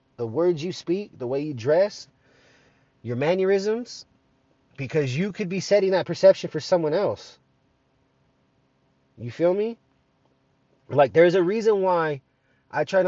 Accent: United States; I'm an American

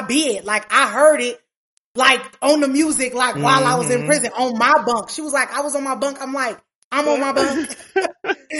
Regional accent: Omaha, Nebraska, United States; I'm from Omaha, Nebraska

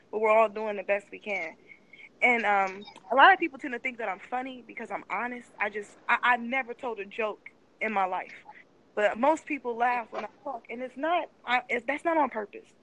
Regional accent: Midwest, United States; You know, like I said, I'm from the Midwest. I met so many girls like Tomi Lahren. They just went to high school with me and stuff, right?

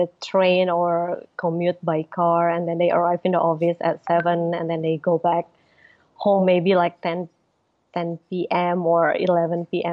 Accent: Bandung, West Java, Indonesia; in my hometown, like in Bandung

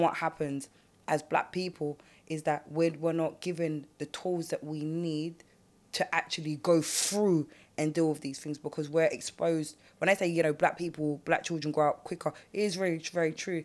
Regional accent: London, United Kingdom; I grew up in South. I didn't grow up on the block

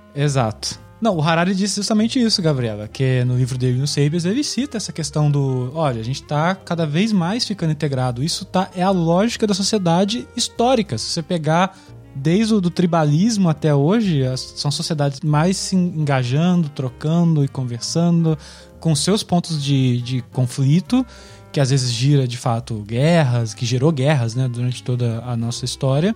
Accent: Minas Gerais, Brazil; moved away as an adult; also born or lived in Niterói; now in Amsterdam, Netherlands; eu sou nascido e criado em Minas Gerais, na cidade de Paraíba

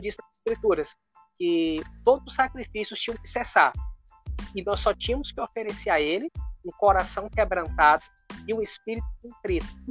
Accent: Brazil; moved away as an adult; nós nascemos num lugar, né, na cidade, somos naturais da cidade do Brasil e hoje nós estamos morando fora

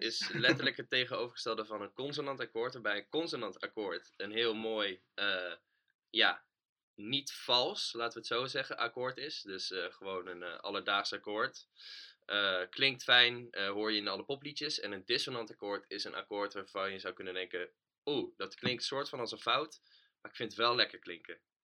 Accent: Utrecht, Netherlands; also born or lived in Houten; als Utrechter

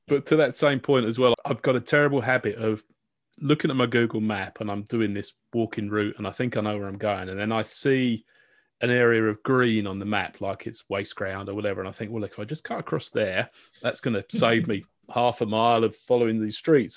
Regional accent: United Kingdom; accent: British; I can always break out my British accent

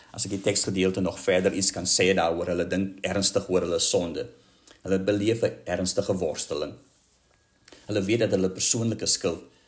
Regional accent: South Africa; ons as Suid-Afrikaners

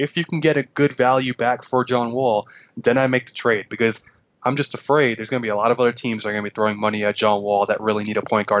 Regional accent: New York City, New York, United States; My biggest surprise team is my hometown, Brooklyn Nets.

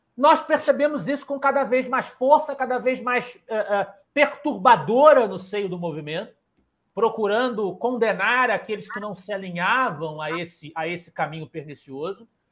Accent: Rio de Janeiro, Brazil; aqui na minha querida Ilha do Governador, onde nasci, me criei

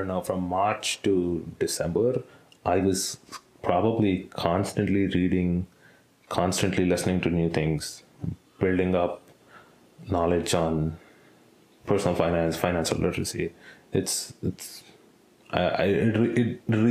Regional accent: India; I'm born in India.

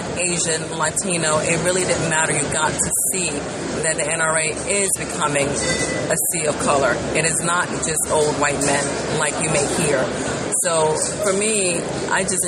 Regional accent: Ghana; moved away; I'm from Ghana, which is in West Africa. I'm born there.

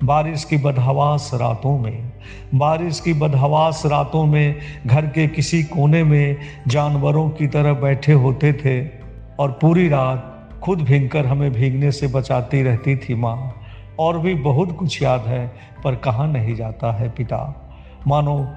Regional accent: Sitamarhi, Bihar, India; सीतामढ़ी से हूँ

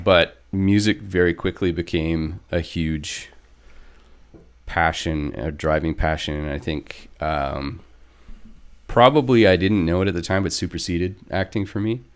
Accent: northern British Columbia, Canada; I grew up here in British Columbia, and it's just a province in Canada if you're watching from elsewhere on the West Coast. Um, I'm from northern B C.

